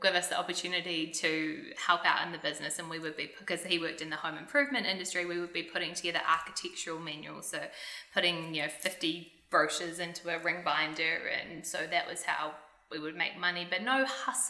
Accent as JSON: {"language": "English", "town": "Lower Hutt", "region": "Wellington", "country": "New Zealand", "tie": "born or raised there", "said": "I was born in Lower Hutt, Wellington, and that is where I grew up"}